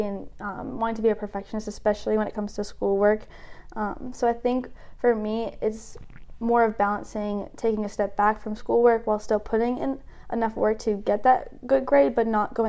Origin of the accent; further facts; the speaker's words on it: Pelham, New Hampshire, United States; I'm from Pelham, New Hampshire, about 45 minutes north of Boston